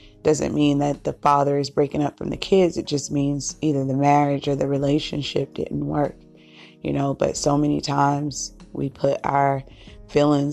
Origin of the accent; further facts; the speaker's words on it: Cape Cod, Boston, Massachusetts, United States; we moved from Cape Cod, and we moved to the city of Boston, Suffolk County